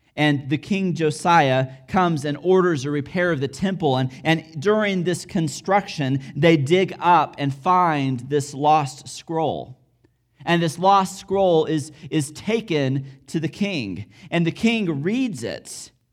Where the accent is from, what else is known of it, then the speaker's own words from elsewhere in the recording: United States; I'm American